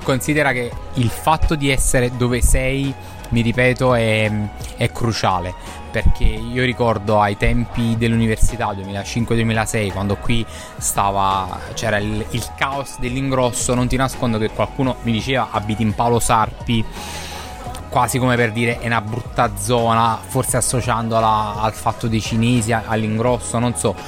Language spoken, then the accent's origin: Italian; Naples, Campania, Italy; moved away; also born or lived in London